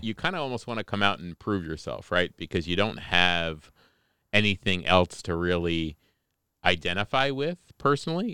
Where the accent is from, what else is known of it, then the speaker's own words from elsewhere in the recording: Newark Valley, New York, United States; also born or lived in Colombia; I grew up in Newark Valley.